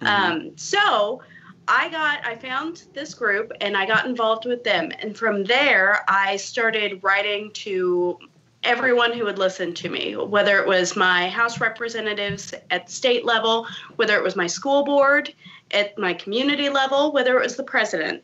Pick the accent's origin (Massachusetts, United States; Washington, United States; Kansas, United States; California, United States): Kansas, United States; rural; I live in rural Kansas. I'm about an hour or so south of Kansas City.